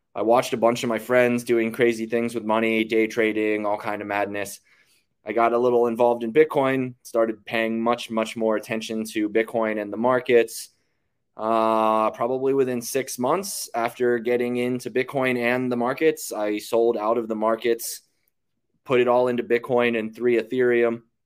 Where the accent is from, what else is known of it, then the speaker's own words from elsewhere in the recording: Western Pennsylvania, United States; moved away as an adult; now in Austin, United States; I grew up in Western Pennsylvania, left home at eighteen with the military.